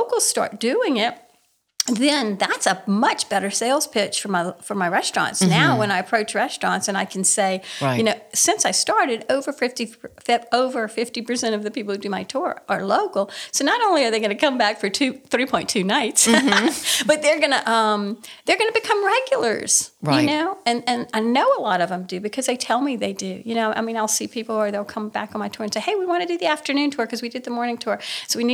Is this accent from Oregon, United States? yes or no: no; Cajun country, Louisiana, United States; I have Cajun heritage. I have Acadian heritage